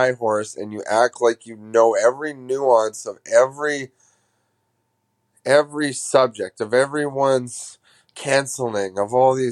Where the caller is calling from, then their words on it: Canada; Hi, Greg. Uh, I'm a fan from Canada. Canada, fuck.